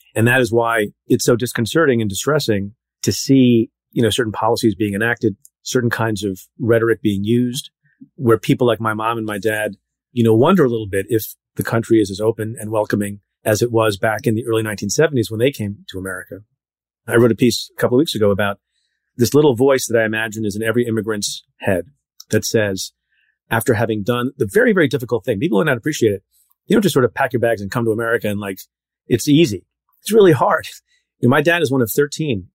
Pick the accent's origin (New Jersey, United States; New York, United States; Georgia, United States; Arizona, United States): New Jersey, United States; central; also born or lived in India; there are not a lot of Indian people in central Jersey at the time